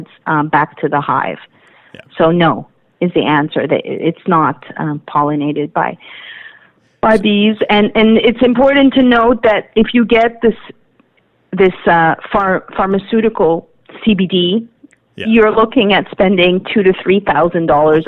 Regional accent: Canada; as a Canadian

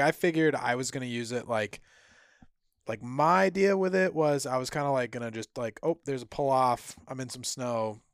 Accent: Vermont, United States

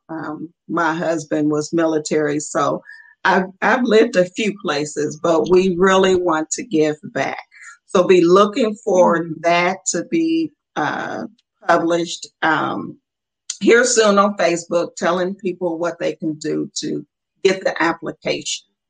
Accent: Muncie, Indiana, United States; we were raised in Muncie, Indiana

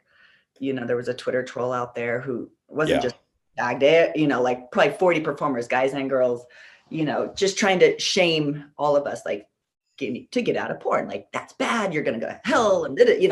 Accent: California, United States; I'm a California girl

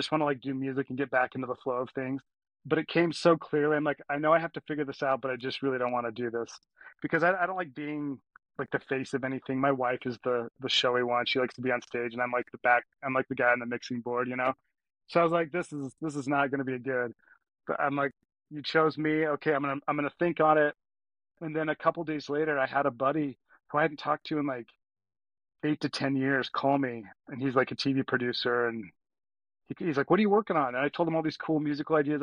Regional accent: Cedar Hills, Utah, United States; also born or lived in Texas / Alpine, Utah / Pittsburgh, Pennsylvania; I was born in Texas and then moved to Utah like when I was 5 or 6, and I grew up in Cedar Hills

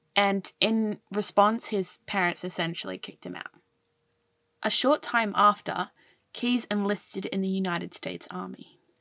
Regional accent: Australia; as an Australian

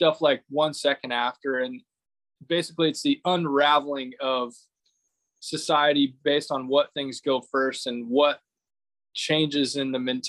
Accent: Fredonia, Kansas, United States; I'm from Fredonia, Kansas

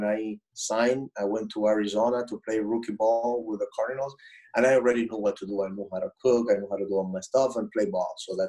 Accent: Dominican Republic; I'm from the Dominican Republic, and we live and die baseball there, you know, in the Dominican Republic.

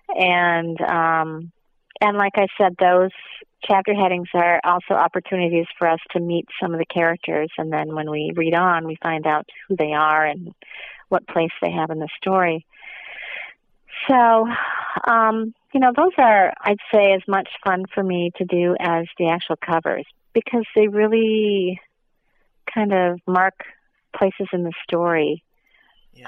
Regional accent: Minnesota, United States; moved away; I'm from the Midwest. I'm from Minnesota, and so Cedar Rapids is just a couple hours south of where I'm originally from

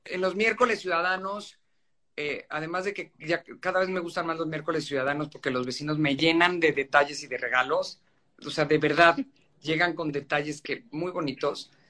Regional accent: Mexico City, Mexico; also born or lived in Guadalupe Inn; Yo nací, crecí en San Ángel y es obviamente una colonia a la que le tengo mucho, mucho cariño

